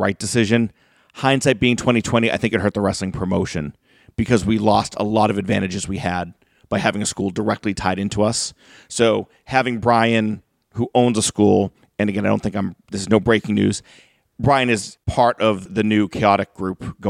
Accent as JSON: {"language": "English", "town": "North Reading", "region": "Massachusetts", "country": "United States", "tie": "born or raised there", "said": "I grew up in North Reading, like one or two towns over from Killer Kowalski's school."}